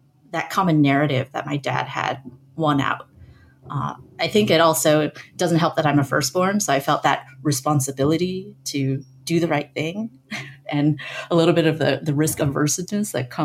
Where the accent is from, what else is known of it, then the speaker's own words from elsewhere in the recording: San Francisco Bay Area, California, United States; I grew up in the San Francisco Bay Area in a suburb largely populated by immigrant families.